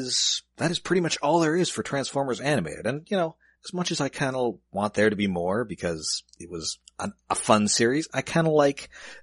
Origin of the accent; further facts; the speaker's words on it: Canada; I mean, as a Canadian